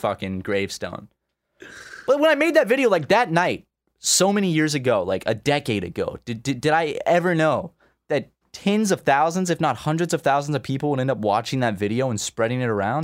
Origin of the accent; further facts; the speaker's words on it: Charleston, South Carolina, United States; come to my hometown. Come to Charleston